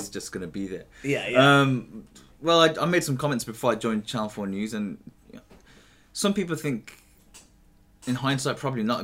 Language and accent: English; Birmingham, West Midlands, United Kingdom; moved away as an adult; also born or lived in East London; now in London, United Kingdom; I'm born and bred in Birmingham, Alam Rock. Mm-hmm. You know, I grew up there